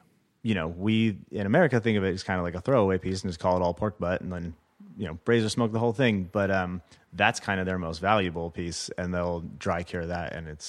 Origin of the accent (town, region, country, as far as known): Los Angeles, California, United States; born or raised there